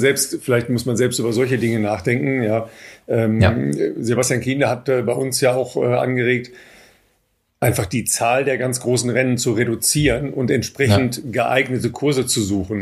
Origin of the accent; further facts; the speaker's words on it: Germany; wir, glaube ich, als, als Deutsche